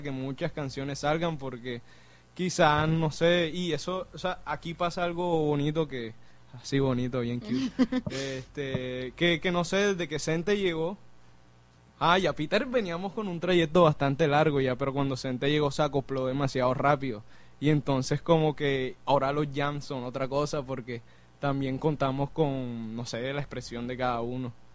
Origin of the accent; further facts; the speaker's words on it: Barranquilla, Atlántico, Colombia; yo soy aquí de Barranquilla